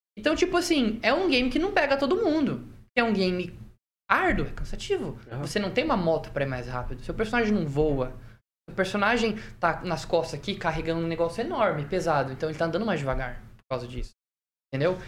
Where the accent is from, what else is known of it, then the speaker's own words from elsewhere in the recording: Santa Catarina, Brazil; now in Maringá, Brazil; eu nasci em Santa Catarina, mas a família da minha mãe é daqui de Maringá